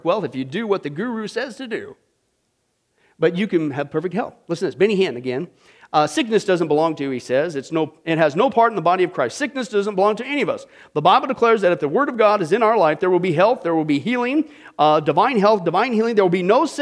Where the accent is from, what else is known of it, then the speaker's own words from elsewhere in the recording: Midwest, United States; moved away; I grew up in the Midwest